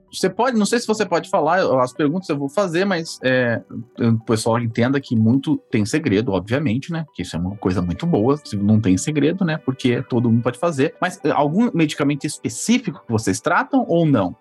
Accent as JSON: {"language": "Portuguese", "town": "Ourinhos", "region": "São Paulo", "country": "Brazil", "tie": "born or raised there", "said": "Eu sou de Ourinhos, nascido lá, lá no São Camilo, que não existe mais, o hospital. Eu morei lá até mais ou menos de 95 até 2000"}